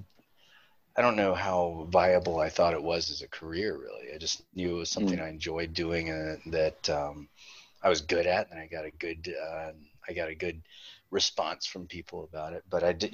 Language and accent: English; Winston-Salem, North Carolina, United States; moved away as an adult; also born or lived in Wilmington, North Carolina; now in Charleston, United States; I was born in Winston-Salem, North Carolina